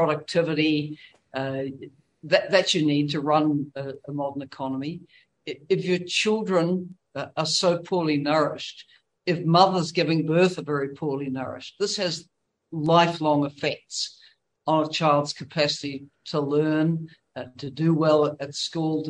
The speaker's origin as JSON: {"language": "English", "country": "New Zealand", "said": "as a New Zealander"}